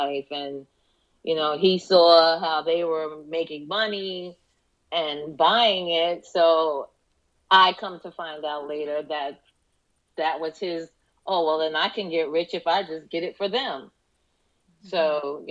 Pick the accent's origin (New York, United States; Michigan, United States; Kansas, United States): New York, United States; moved away as an adult; now in Florida, United States; I'm from New York. We moved to Florida in 2003.